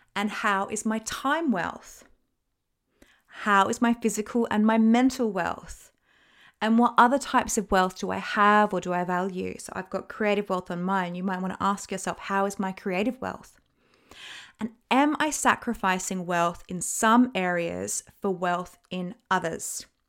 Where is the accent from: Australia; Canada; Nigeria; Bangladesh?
Australia; moved away as an adult; now in United Kingdom; I'm Australian